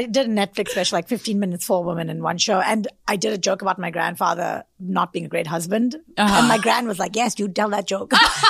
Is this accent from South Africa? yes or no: yes; South Africa; moved away as an adult; also born or lived in India; now in New York, United States; Because I'm originally from South Africa and then I moved to India afterwards.